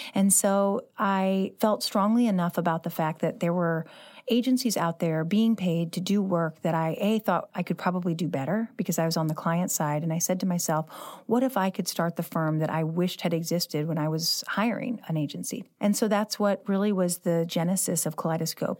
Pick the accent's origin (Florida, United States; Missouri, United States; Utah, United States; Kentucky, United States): Missouri, United States; St. Louis; I grew up living in the city, I love this Central West End